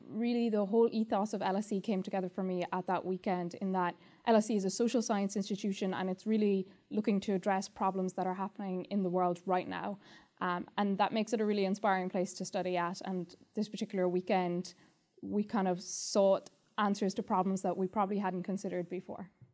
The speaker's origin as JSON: {"language": "English", "country": "Ireland", "first_language": "English", "moved": "as an adult", "lives_now": "London, United Kingdom", "said": "I'm from Ireland and I'm a student in the LLM programme"}